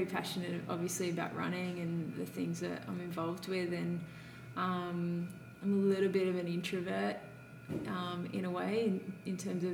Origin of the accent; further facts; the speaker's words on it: Grays Point, New South Wales, Australia; I grew up in Grays Point